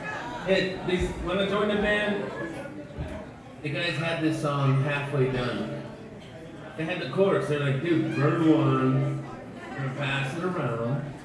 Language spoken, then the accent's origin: English; Mississippi, United States; moved away; I'm from Mississippi originally